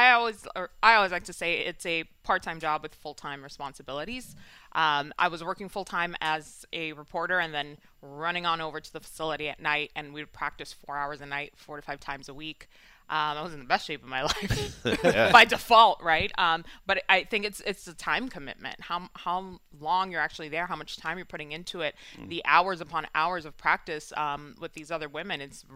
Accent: New York City, New York, United States; Yeah, I grew up in Washington Heights.

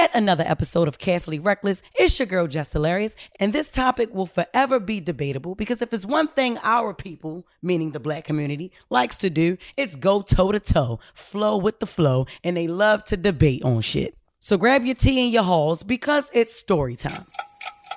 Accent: Baltimore, Maryland, United States; I'm from Baltimore City, home of the crab

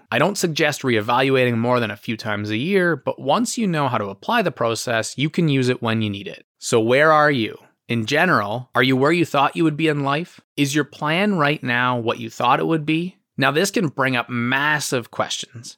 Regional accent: Ottawa, Ontario, Canada; also born or lived in Detroit; my hometown is Ottawa

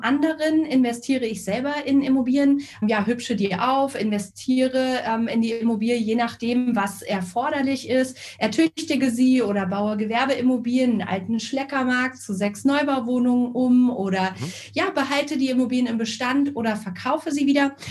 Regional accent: Northern Hesse, Germany; now in Karlsruhe, Germany; Gebürtig komme ich allerdings aus Nordhessen, aus dem, ja, laut WDR ärmsten Dorf Deutschlands, also direkt an der ehemaligen Grenze zur DDR

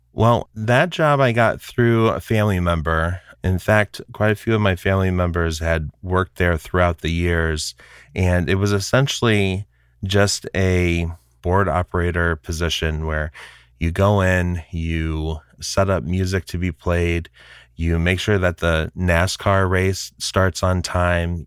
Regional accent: Kankakee, Illinois, United States; now in Bedford, Massachusetts, United States; I grew up just outside of Chicago in a town called Kankakee, Illinois

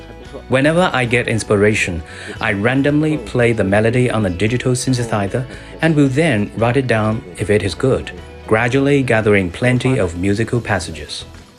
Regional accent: northern China, China; After I graduated and worked in the song and dance theater in my hometown in northern China, I was assigned to play the instrument as well.

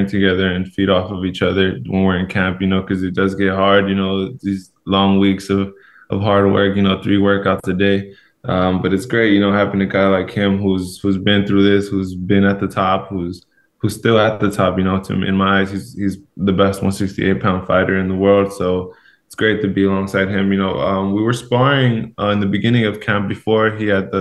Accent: Los Angeles, California, United States; moved away as an adult; now in Seattle, United States; I grew up in Los Angeles, California

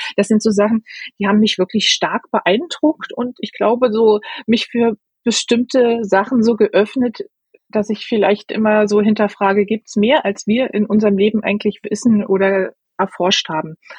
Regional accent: Saarland, Germany; moved away; also born or lived in Saarburg, Rhineland-Palatinate / Black Forest; Die meiste Zeit war ich dann im Saarland und danach sind wir ähm, in Schwarzwald noch ein, zwei Jahre gezogen

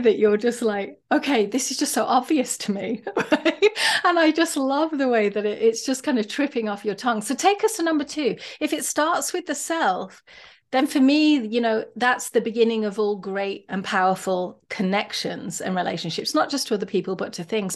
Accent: United Kingdom; now in United States; I might be Brit living in America

